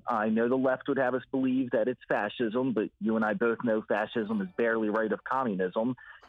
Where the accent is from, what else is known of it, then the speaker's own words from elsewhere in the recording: New Jersey, United States; I'm actually from South Jersey. It's the better half of the state.